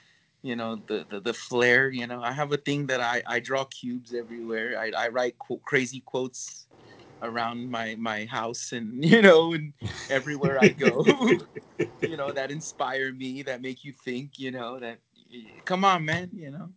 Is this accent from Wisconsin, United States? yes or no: no; California, United States; I'm not from Texas. I'm from California